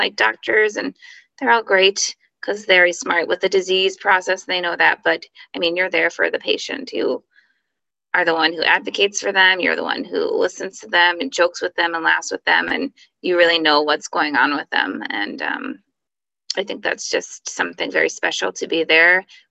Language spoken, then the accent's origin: English; Connecticut, United States; I grew up in Connecticut and one of four kids.